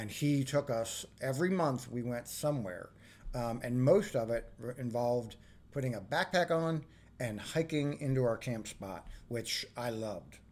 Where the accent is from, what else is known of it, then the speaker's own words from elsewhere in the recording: Arlington, Virginia, United States; growing up in Arlington, Virginia